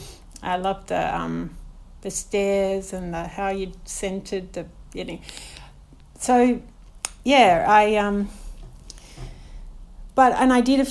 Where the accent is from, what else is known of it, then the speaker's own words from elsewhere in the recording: Melbourne, Victoria, Australia; also born or lived in St Kilda; I grew up in a little kind of sleepy little suburb down the road called Parkdale. It was probably about 10 minutes from the beach. And we live on Port Phillip Bay here